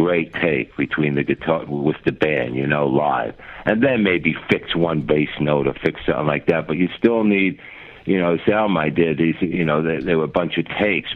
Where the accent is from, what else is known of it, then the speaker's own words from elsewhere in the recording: Passaic, New Jersey, United States; also born or lived in Clifton, New Jersey / Wayne, New Jersey; Passaic, New Jersey is where I'm really from, and then I went to Clifton.